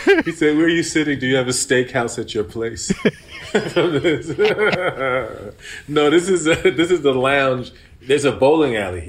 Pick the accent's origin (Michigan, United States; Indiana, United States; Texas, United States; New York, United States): New York, United States; New York City; also born or lived in Roosevelt, Long Island, New York; I grew up, I was born in Brooklyn, lived in Brooklyn until I was 11. Then I moved out to Long Island, Roosevelt, Long Island.